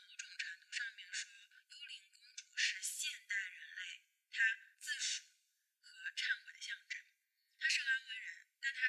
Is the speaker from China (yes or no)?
yes; China; 可能对我们中国人来说，会觉得这个力量来自女性，是不是有什么独特的寓意？